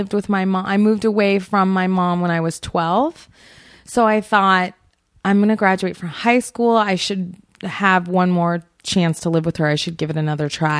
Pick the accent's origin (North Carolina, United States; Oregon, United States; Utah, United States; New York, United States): Oregon, United States; Portland; also born or lived in Seattle, Washington; half my life in Seattle and half my life in Portland